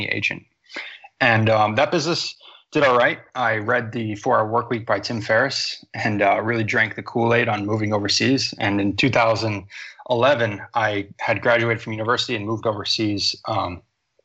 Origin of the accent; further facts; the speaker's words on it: United States; also born or lived in Boston, Massachusetts; I grew up in America